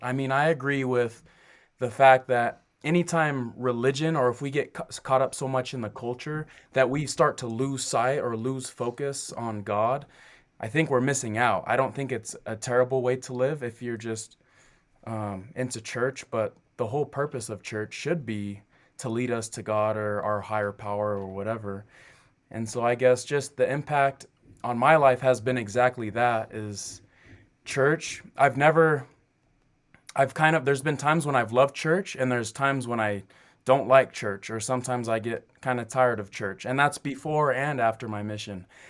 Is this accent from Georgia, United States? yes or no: no; Kennewick, Washington, United States; moved away as an adult; also born or lived in Southern California / Rexburg, Idaho; I'm from Kennewick, Washington. That's where I grew up.